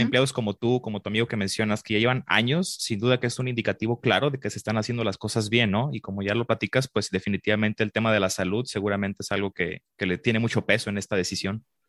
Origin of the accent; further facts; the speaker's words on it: Guadalajara, Jalisco, Mexico; yo aquí nací en Guadalajara